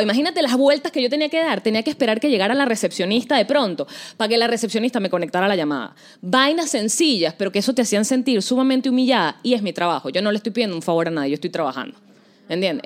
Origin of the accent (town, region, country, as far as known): Venezuela; moved away